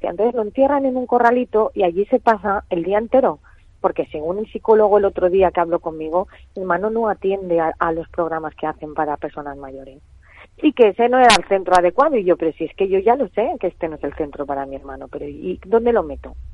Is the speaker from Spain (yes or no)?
yes; Valencia, Valencian Community, Spain; No, no, somos de Valencia, Valencia.